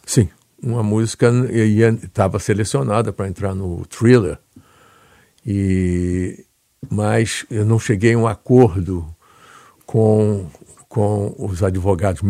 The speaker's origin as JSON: {"language": "Portuguese", "region": "Rio de Janeiro", "country": "Brazil", "tie": "born or raised there", "also_born_or_lived": "United States", "moved": "yes", "said": "do Andaraí e da Tijuca, que são bairros da Zona Norte, onde eu me criei"}